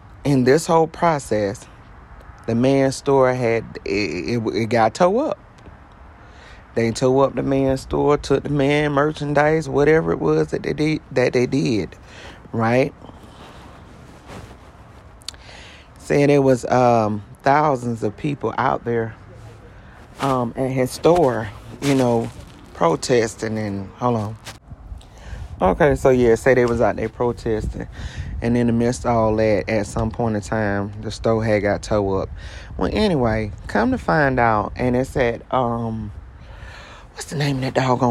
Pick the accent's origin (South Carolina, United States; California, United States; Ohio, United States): South Carolina, United States; Columbia; South Carolina, which is my hometown, Columbia, South Carolina